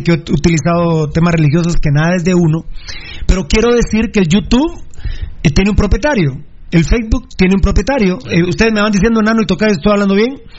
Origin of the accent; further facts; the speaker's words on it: Guatemala; Siendo un país tan grande como somos los guatemaltecos